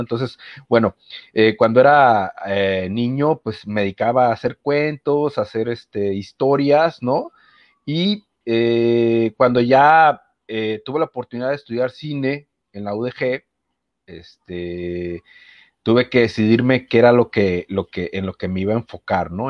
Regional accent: Manzanillo, Colima, Mexico; yo soy de Manzanillo, Colima

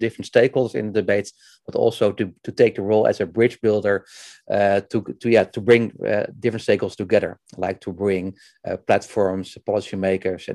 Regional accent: Netherlands; I'm from Netherlands. I live in Houten near Utrecht

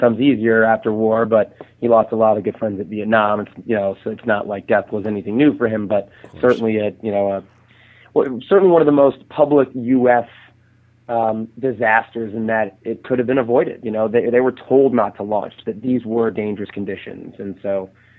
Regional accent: Houston, Texas, United States; born there; now in San Diego, United States; I live in San Diego, California. I was born in Houston, you know, which is Clear Lake

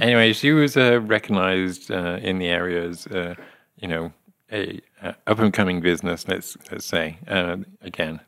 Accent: Lydney, South West England, United Kingdom; now in West Plains, United States; my hometown of Lydney in, uh, Gloucestershire

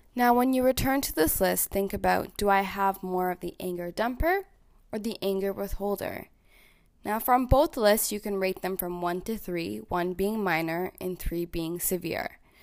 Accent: Toronto, Ontario, Canada; also born or lived in Louisiana, United States; I'm from Toronto, Ontario, Canada, and I live here with my ten out of ten partner, Ajahn.

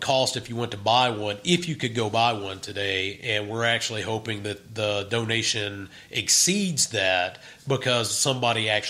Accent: Vicksburg, Mississippi, United States; I grew up in Vicksburg, right. Mississippi

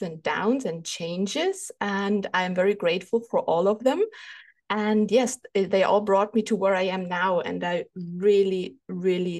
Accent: Germany; English is a second language; English is not my first language. Maybe you even recognize I am from Germany

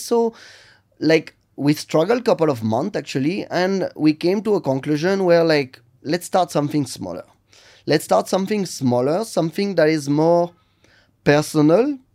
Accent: Lille, Hauts-de-France, France; English is a second language; moved away as an adult; now in Bengaluru, India; I'm from Lille in north of France

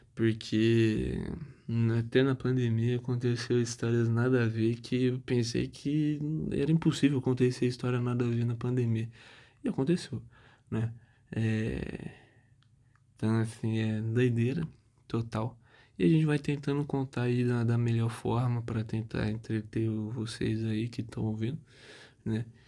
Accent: Tupã, São Paulo, Brazil; also born or lived in São José do Rio Preto; Eu, eu sou nascido em São José do Rio Preto, Hoje é um, uma coisa diferente, né? Porque hoje eu moro em Tupã, uma cidade

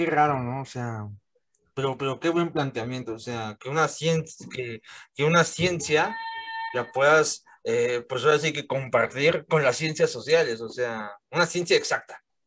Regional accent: Mexico; aquí en mi país

